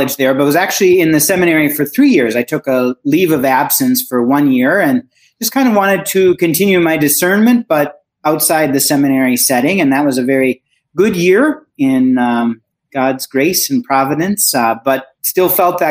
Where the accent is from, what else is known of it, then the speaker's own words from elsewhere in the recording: Sauk City, Wisconsin, United States; moved away as an adult; also born or lived in Winona, Minnesota; now in Rome, Italy; So I'm originally from Sauk City area, Roxbury.